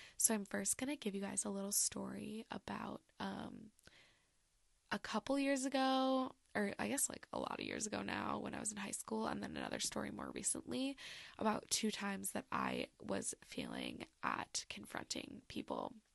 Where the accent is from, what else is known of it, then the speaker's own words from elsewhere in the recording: Michigan, United States; I'm from Michigan, you know, Great Lakes